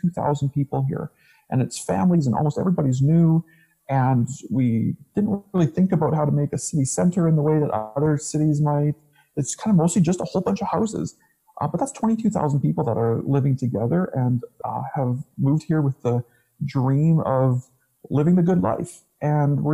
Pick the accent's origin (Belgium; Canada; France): Canada; Strathmore, Alberta; also born or lived in Saskatchewan / Langdon; now in Chestermere, Canada; East of Calgary, I was here since I was a little boy, really. We moved from Saskatchewan to another city east of Chestermere, or east of Calgary, called Strathmore